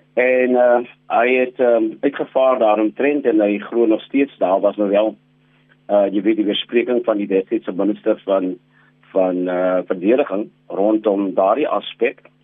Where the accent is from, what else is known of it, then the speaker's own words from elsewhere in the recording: South Africa; ons as die gemiddelde Suid-Afrikaners